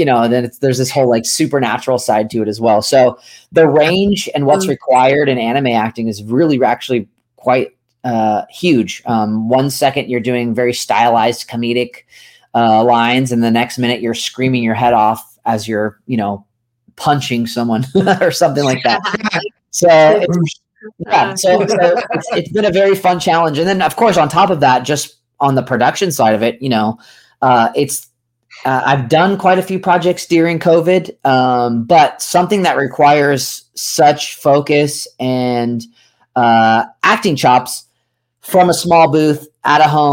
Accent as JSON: {"language": "English", "area": "just east of San Francisco", "region": "Northern California", "country": "United States", "tie": "born or raised there", "said": "I grew up in Northern California, just east of San Francisco."}